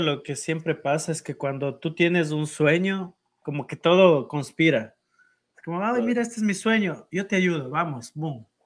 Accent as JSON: {"language": "Spanish", "country": "Ecuador", "said": "nosotros como ecuatorianos"}